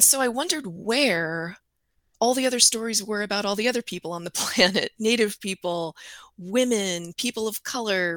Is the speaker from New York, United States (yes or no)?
no; California, United States; moved away as an adult; also born or lived in Iowa / northern Wisconsin; now in Wisconsin, United States; I'm originally from California